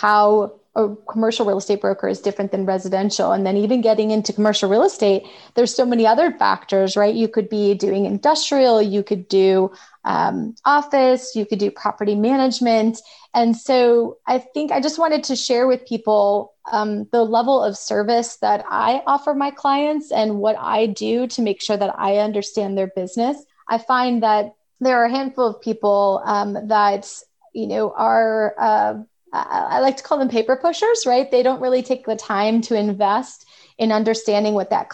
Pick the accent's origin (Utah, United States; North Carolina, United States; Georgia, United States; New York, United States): Georgia, United States; Atlanta; I'm from Atlanta.